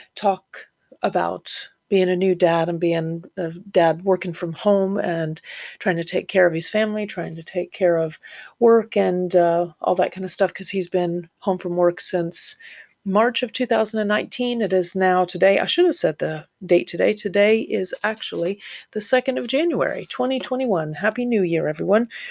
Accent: Florida, United States; moved away as an adult; also born or lived in Ohio; now in North East England, United Kingdom; I'm from Florida, originally Ohio, and then I lived in Florida since I was 12 and then moved here 10 years ago

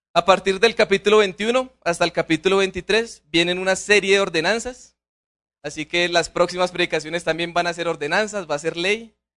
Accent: Colombia; Como colombianos no conocemos la pobreza

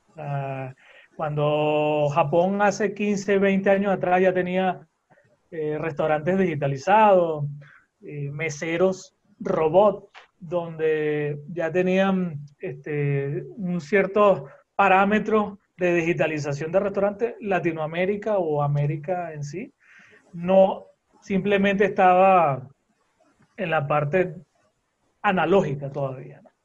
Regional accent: Venezuela; moved away; also born or lived in Costa Rica; soy venezolano, eh, pero he tenido la dicha y la oportunidad de eh, estar en varios sitios mm, del mundo

